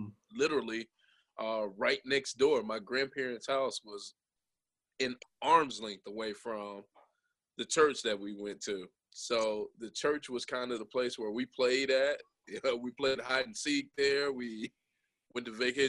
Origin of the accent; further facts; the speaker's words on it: Jasper, Alabama, United States; we grew up in Jasper, Alabama. I grew up actually on Coke Oven in Jasper